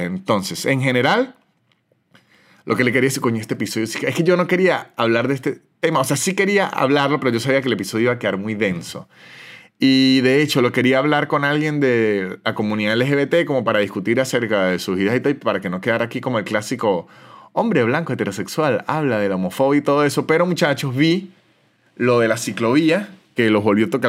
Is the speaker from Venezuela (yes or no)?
yes; San Cristóbal, Táchira, Venezuela; moved away as an adult; de donde soy yo, que es de San Cristóbal, es una ciudad muy de fútbol